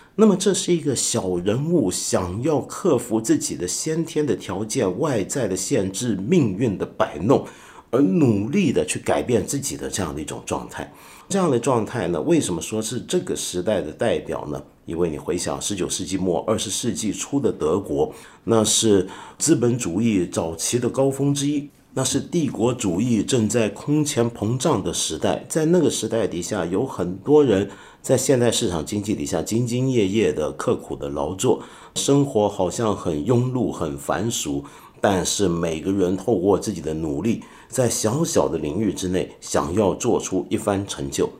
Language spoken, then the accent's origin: Chinese; China; 我们中国人都知道姜太公， 都知道哪吒的故事